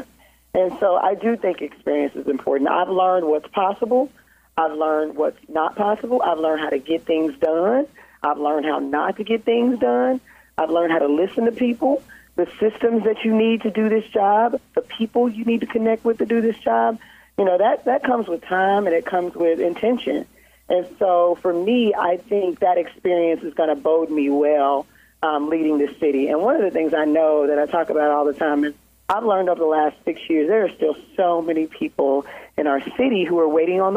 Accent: Lincoln Heights, Ohio, United States; I grew up in Lincoln Heights.

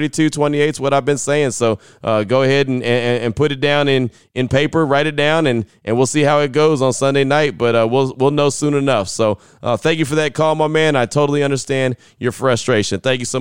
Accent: California, United States; I'm born and raised in the Bay Area, so I've been a lifelong fan of the Raiders.

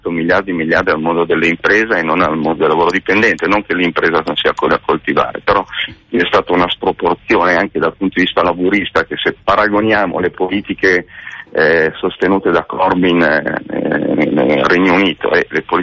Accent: Milan, Lombardy, Italy; Io sono molto deluso da Pisapia, sono di Milano

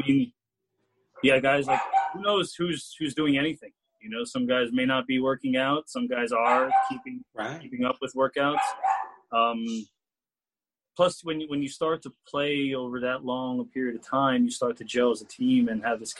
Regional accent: New York City, New York, United States; also born or lived in New Jersey; I was born in Queens, and was raised on the East Coast in New York and New Jersey, but both my parents were born in Chile.

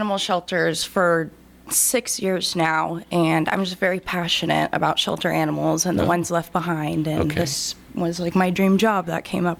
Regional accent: Georgetown, Texas, United States; also born or lived in Kingsland, Texas; now in Burnet, United States; I grew up in Kingsland and Georgetown, but now I'm officially moved out to Burnet.

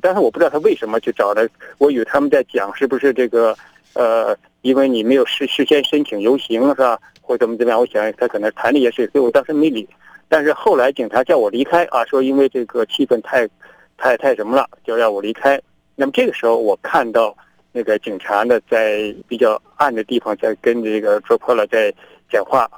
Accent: China; moved away as an adult; now in Australia; 我是中国人

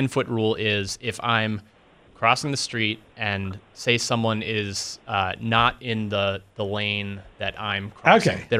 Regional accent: Haddonfield, New Jersey, United States; Okay, I grew up in Haddonfield, outside Cherry Hill

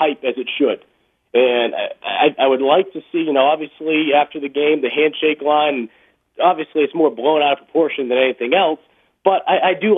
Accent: Boston, Massachusetts, United States; moved away as an adult; also born or lived in Mississippi; growing up in Boston

